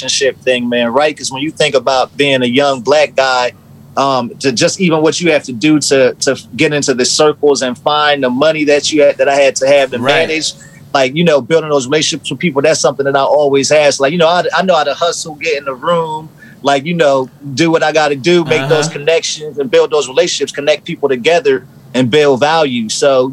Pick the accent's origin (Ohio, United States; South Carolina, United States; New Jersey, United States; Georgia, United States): New Jersey, United States; Trenton; growing up in Trenton, like being arrested